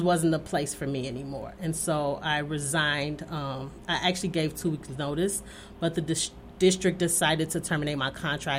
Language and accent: English; Chicago, Illinois, United States; moved away as an adult; also born or lived in California / Florida; now in Sun Prairie, United States; So I'm originally from Chicago. I didn't want to move back to Chicago, especially raising an African-American son. So I had a sister that stayed here in Sun Prairie. So I relocated here to Sun Prairie. And so we've kind of been here since then.